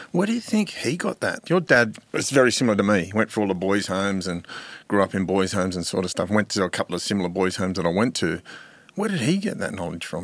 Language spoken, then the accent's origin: English; Sydney, New South Wales, Australia; growing up in Mount Druitt, uh, my friends were, uh, a lot of my friends were Aboriginal.